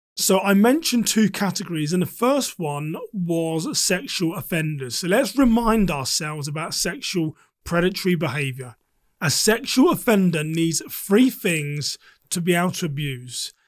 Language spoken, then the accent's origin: English; England, United Kingdom; now in United States; I am a British American, but I spent a large por-, portion of my life living in the U K.